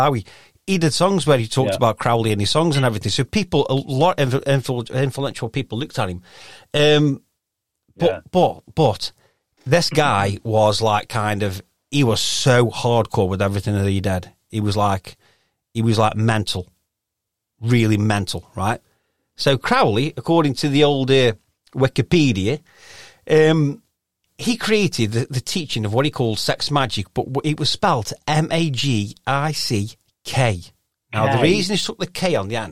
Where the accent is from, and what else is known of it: Stoke-on-Trent, West Midlands, United Kingdom; accent: Stokey